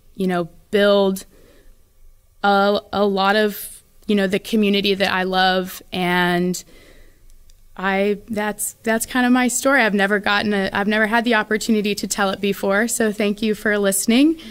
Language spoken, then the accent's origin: English; Phoenix area, Arizona, United States; also born or lived in Enumclaw, Washington; now in San Antonio, United States; when I was in first grade, we moved to Phoenix